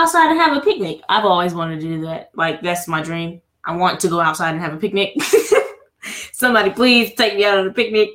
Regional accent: the South, United States; we're from the South. We're in the South

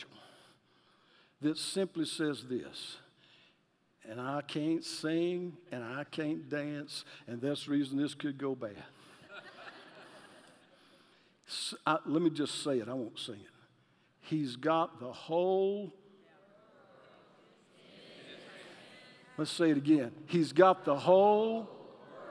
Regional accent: Alabama, United States; I'm from Alabama

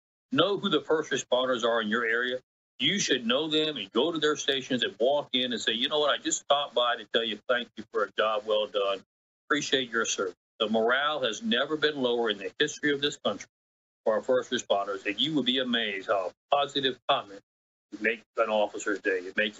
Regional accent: Guadalajara, Jalisco, Mexico; And I spent my time growing up in Mexico, Guadalajara, Mexico.

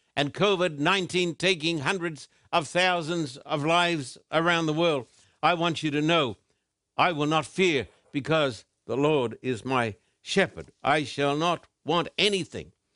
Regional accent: Brisbane, Queensland, Australia; born or raised there

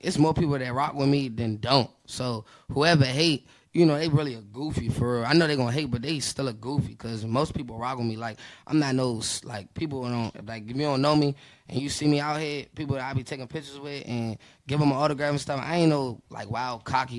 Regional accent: Washington, District of Columbia, United States; I'm from Washington, D.C., Northeast

